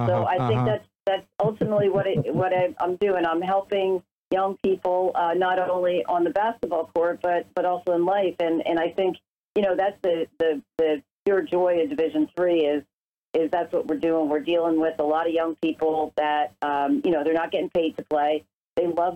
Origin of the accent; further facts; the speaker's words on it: Bethlehem, Pennsylvania, United States; I grew up in Bethlehem